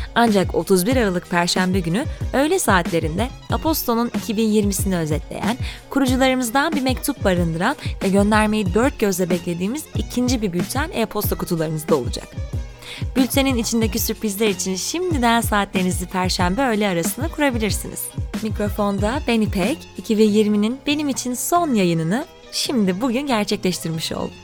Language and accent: Turkish; Ankara, Turkey; moved away as an adult; now in Istanbul, Turkey; Bir Ankaralı olarak ailemi ziyarete geldim